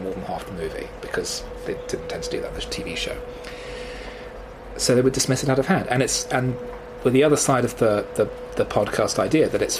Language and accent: English; United Kingdom